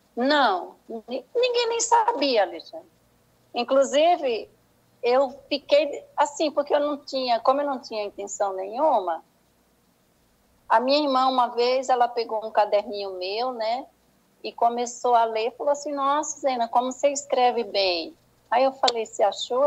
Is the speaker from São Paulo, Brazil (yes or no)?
no; Senhor do Bonfim, Bahia, Brazil; foi na cidade de Senhor do Bonfim, onde eu fui criada